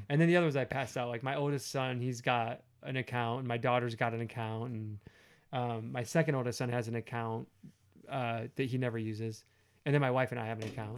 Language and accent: English; United States; I'm an American